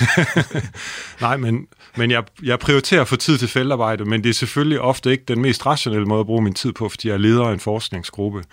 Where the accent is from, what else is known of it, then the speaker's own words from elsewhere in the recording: Holstebro, Central Denmark Region, Denmark; jeg er opvokset i Holstebro